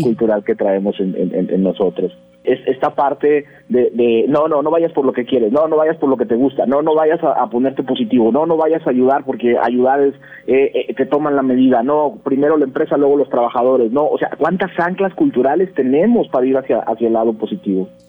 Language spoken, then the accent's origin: Spanish; Mexico; como mexicanos, dentro de este país, de este entorno